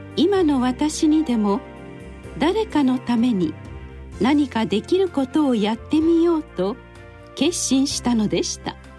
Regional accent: Miyagi, Japan; お寺で生まれ育った

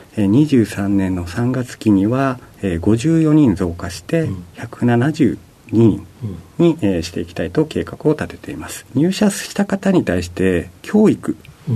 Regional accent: Okayama, Japan; moved away as an adult; also born or lived in Hiroshima Prefecture; now in Tokyo, Japan; 広島県の出身で、育ちは隣の岡山県

